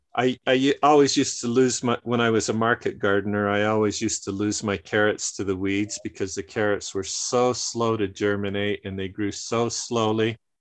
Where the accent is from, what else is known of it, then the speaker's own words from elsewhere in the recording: northern Utah, United States; my family grew up in the mountains of northern Utah